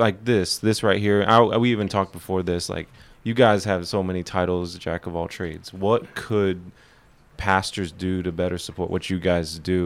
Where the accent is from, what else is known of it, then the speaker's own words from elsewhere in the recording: Louisville, Kentucky, United States; now in Dallas, United States; I grew up predominantly with like African Americans on a basketball team in Louisville